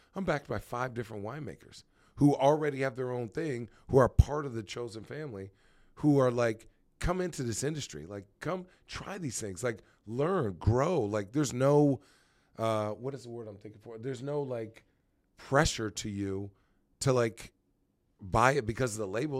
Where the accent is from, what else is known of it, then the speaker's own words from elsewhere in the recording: Phoenix, Arizona, United States; also born or lived in White Plains, New York / Brooklyn, New York / New Hampshire / Chandler, Arizona; I was born in White Plains, New York, but I'm from Arizona